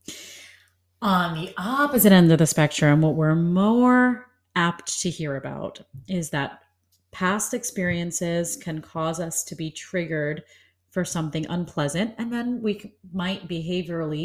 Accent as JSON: {"language": "English", "region": "New York", "country": "United States", "tie": "born or raised there", "said": "I was born and raised in New York"}